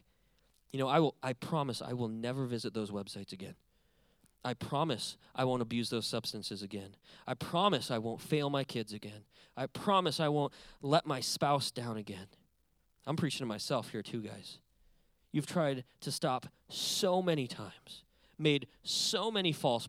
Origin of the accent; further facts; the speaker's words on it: Montana, United States; moved away as an adult; now in California, United States; I was born and raised in a big but empty state called Montana. That's where I'm from.